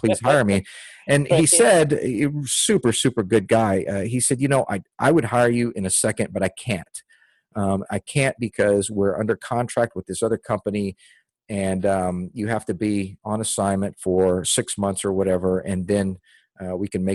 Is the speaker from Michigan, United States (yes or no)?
no; Dickinson, Texas, United States; also born or lived in Houston, Texas / Austin, Texas / Germany; I grew up in Dickinson, Texas